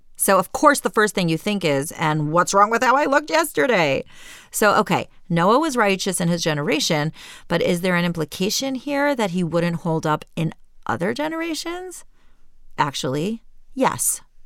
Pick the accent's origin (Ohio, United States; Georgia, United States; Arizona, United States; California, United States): Ohio, United States; Cleveland; moved away as an adult; also born or lived in Jerusalem, Israel; I left my hometown of Cleveland, Ohio, for the big world of Jerusalem